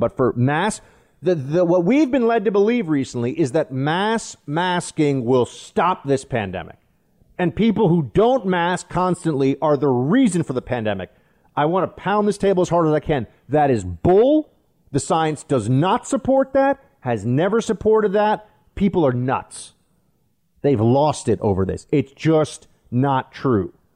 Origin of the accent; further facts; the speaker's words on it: New York, United States; it's my home state.